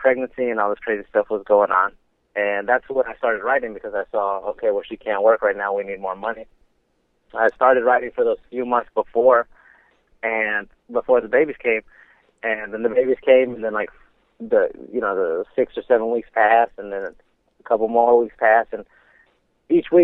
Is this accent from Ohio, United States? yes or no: no; San Antonio, Texas, United States; now in Houston, United States; I'm from San Antonio